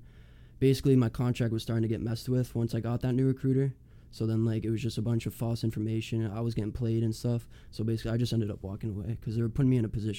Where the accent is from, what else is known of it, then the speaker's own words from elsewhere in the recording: Milford, United States; also born or lived in Hopedale; So, I was born in Milford, born and raised. I've moved back and forth between Milford and Hopedale. So, I was in Hopedale for the majority of my high school career, too